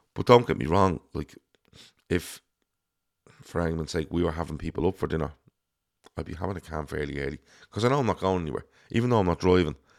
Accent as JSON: {"language": "English", "country": "Ireland", "tie": "born or raised there", "said": "growing up in Ireland"}